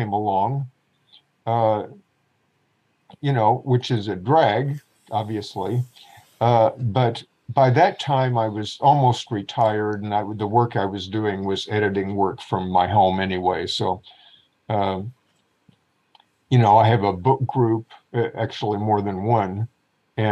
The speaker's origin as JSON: {"language": "English", "town": "Springfield", "region": "Missouri", "country": "United States", "tie": "born or raised there", "also_born_or_lived": "Louisiana / Minnesota"}